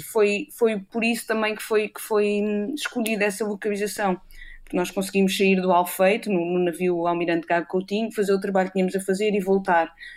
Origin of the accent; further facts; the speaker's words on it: Castelo de Vide, Alentejo, Portugal; also born or lived in Cascais / Portalegre; now in Aveiro, Portugal; eu nasci em Cascais, mas curiosamente cresci no, no interior, eu cresci em, Castelo de Vide, no distrito de Porto Alegre